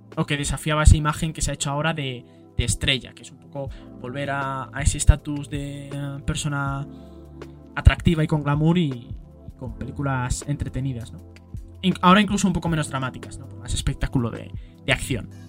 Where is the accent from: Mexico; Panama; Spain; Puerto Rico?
Spain; en mi país, por lo menos a España